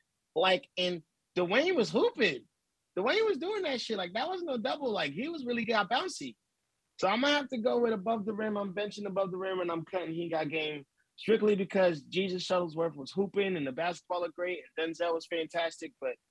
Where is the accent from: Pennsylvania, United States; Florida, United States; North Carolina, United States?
Pennsylvania, United States; Philadelphia; Even though I'm bred from Philly and I love Philly